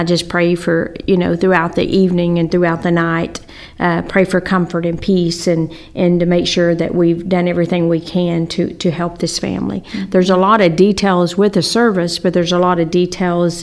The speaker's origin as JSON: {"language": "English", "town": "Wylie", "region": "Texas", "country": "United States", "tie": "born or raised there", "said": "I grew up in Wiley and graduated from Wiley High School mm-hmm. and was in Wiley all my life until me and Ronnie got married."}